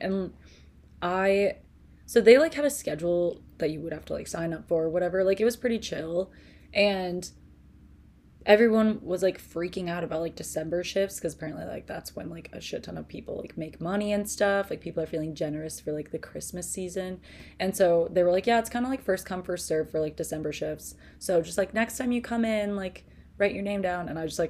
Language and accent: English; Green Bay, Wisconsin, United States; Green Bay, Wisconsin.